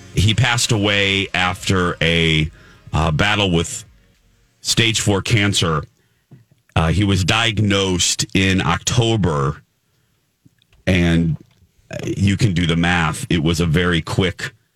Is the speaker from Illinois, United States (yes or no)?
yes; Chicago, Illinois, United States; We're from the Chicago area